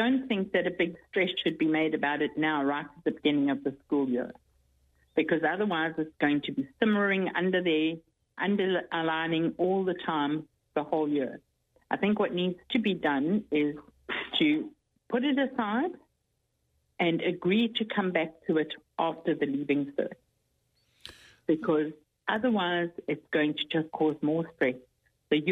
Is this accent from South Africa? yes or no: yes; South Africa; now in Ireland; I come from South Africa